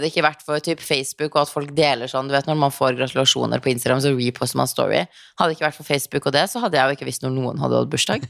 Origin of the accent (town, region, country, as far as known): Norway; moved away as an adult; also born or lived in Los Angeles, United States